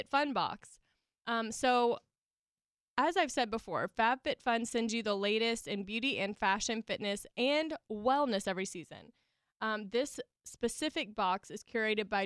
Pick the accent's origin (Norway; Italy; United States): United States; the South; accent: Southern; I still have my Southern accent